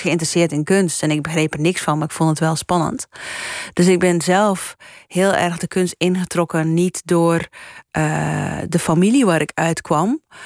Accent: Flanders, Belgium; moved away as an adult; also born or lived in United States; now in Netherlands; ik ben Belg

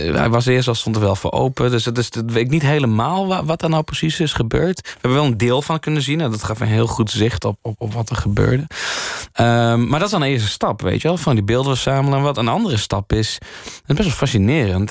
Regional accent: Leeuwarden, Friesland, Netherlands; ik ben in Leeuwen opgegroeid

